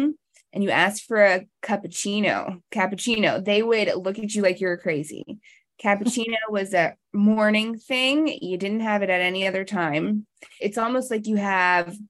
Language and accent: English; Virginia, United States; also born or lived in Colorado; now in North Carolina, United States; I grew up in Virginia and I lived for about 10 years in Colorado